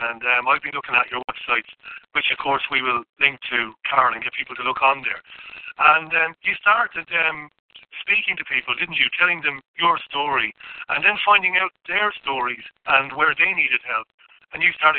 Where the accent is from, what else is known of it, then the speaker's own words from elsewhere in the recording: Scotland, United Kingdom; We like a row. So, like an argument. Scotsman likes an argument, like you Irish. We like an argument.